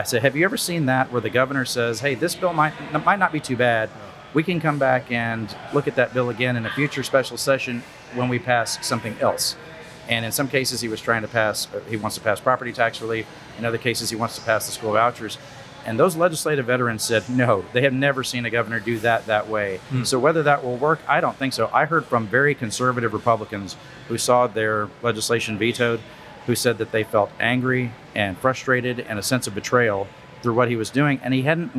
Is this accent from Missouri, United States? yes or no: no; Wharton County, Texas, United States; born or raised there